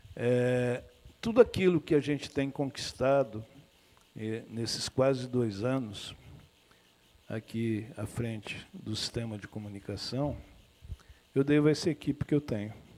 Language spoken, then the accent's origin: Portuguese; Brazil; also born or lived in Amazon region; como brasileiro, como cidadão